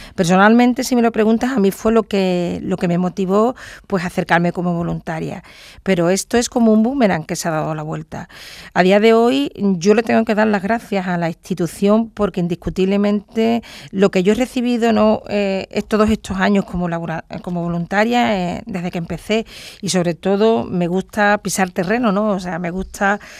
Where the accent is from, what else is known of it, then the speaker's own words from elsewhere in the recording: Andalusia, Spain; also born or lived in Cádiz province; Andalucía, en mi tierra